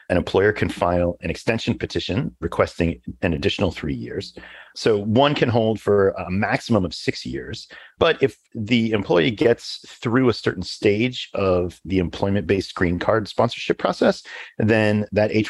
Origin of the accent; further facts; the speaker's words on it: Canada; So, as a Canadian, my mind first jumps to the TN visa classification